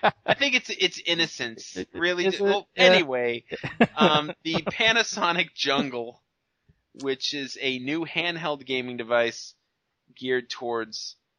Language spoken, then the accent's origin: English; Ireland; I'm Irish.